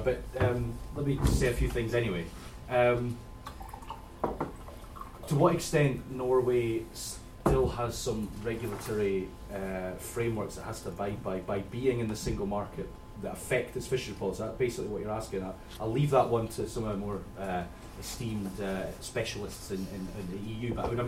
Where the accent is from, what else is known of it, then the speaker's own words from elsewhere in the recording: Scotland, United Kingdom; I'm from Scotland